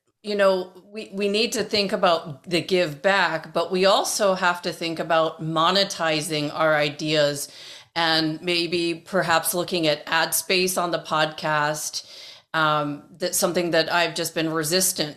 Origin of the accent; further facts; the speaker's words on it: Toronto, Ontario, Canada; moved away; where I grew up in Toronto